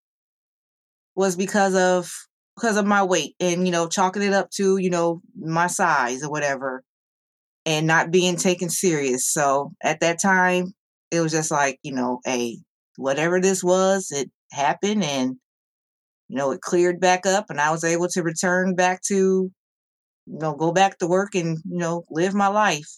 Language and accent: English; Ohio, United States; I am from Ohio